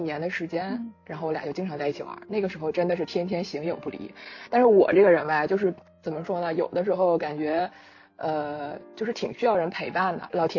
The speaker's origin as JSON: {"language": "Chinese", "town": "Hulunbuir", "region": "Inner Mongolia", "country": "China", "accent": "Northeastern (Dongbei)", "moved": "yes", "said": "我家是呼伦贝尔的"}